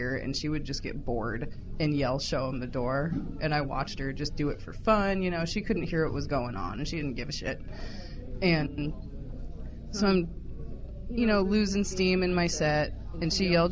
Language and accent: English; Santa Cruz, California, United States; accent: Valley Girl; moved away; also born or lived in Omaha; I was born in Santa Cruz